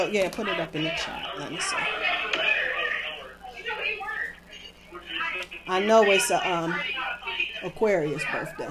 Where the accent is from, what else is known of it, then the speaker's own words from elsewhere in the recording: Dayton, Ohio, United States; now in Pittsburgh, United States; I was born in Dayton, Ohio, and I live in Pittsburgh now